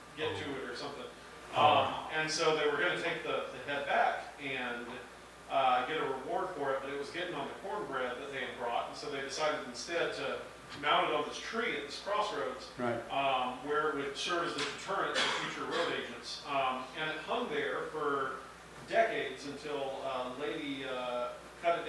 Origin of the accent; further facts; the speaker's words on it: Hopkinsville, Kentucky, United States; I grew up in Hopkinsville